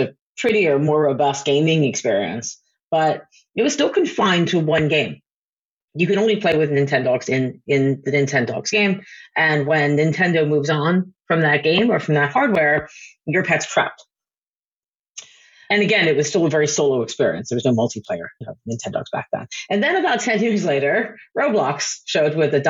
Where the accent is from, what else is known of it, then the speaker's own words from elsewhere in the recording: United States; moved away as an adult; also born or lived in San Francisco / Los Angeles / New York; now in United Kingdom; as an American coming over here